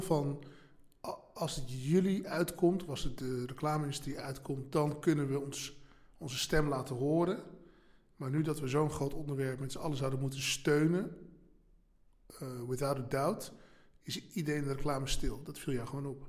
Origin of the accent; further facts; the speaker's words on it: Amstelveen, North Holland, Netherlands; Ik kom uit Amstelveen. waar ben ik, ben ik geboren en getogen in Amstelveen